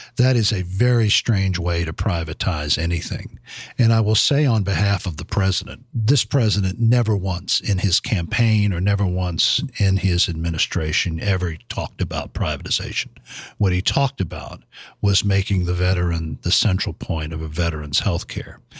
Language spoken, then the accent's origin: English; Fayetteville, North Carolina, United States; now in Washington, United States; my hometown in Fayetteville, North Carolina